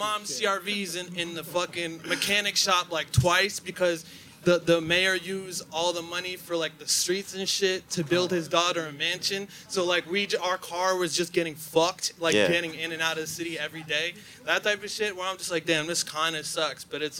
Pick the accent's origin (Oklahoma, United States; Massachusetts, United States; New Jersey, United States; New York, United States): New Jersey, United States; Paterson; I'm from Paterson, New Jersey.